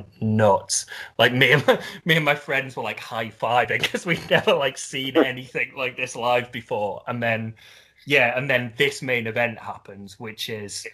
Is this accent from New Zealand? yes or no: no; Liverpool, North West England, United Kingdom; Liverpool, which is basically my hometown